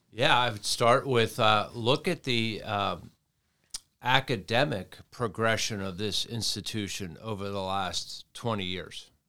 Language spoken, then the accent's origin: English; Towson, Maryland, United States; moved away; my hometown of Towson